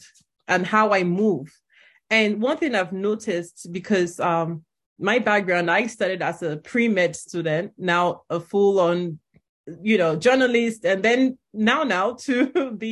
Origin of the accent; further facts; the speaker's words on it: Nigeria; moved away as an adult; now in United States; I'm Nigerian, grew up in Nigeria, came here for college.